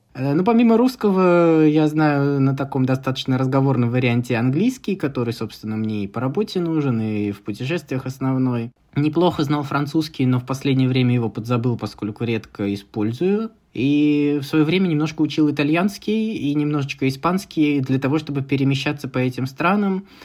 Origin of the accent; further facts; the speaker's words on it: Tver Oblast, Russia; now in Moscow, Russia; Тверской области, откуда я родом